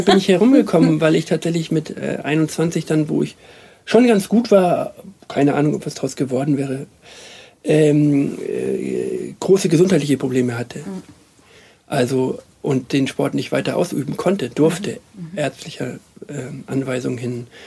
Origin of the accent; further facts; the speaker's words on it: Hamburg, Germany; moved away as an adult; now in Munich, Germany; ich bin ja in der Zeit in Hamburg aufgewachsen und gelebt